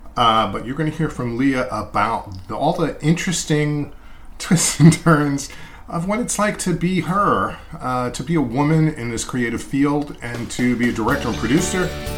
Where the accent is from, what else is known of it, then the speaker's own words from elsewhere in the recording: Massapequa, New York, United States; And I can relate a little bit growing up in Massapequa, Long Island. I also had some issues with the way I talked.